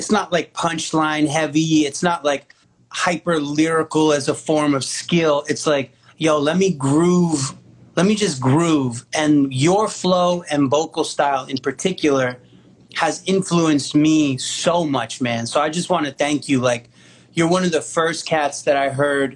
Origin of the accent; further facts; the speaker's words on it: Maryland, United States; moved away; I'm East Coast, right? I'm from Maryland